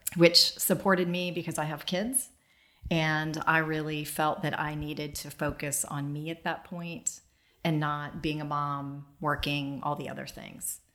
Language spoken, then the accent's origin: English; Dayton, Ohio, United States; I grew up in Dayton, Ohio